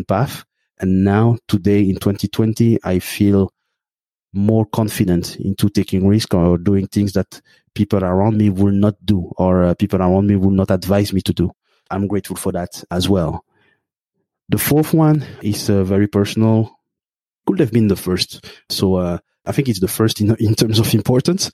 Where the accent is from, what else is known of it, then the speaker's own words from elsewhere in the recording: Belgium; I grew up in Belgium in a lower middle class family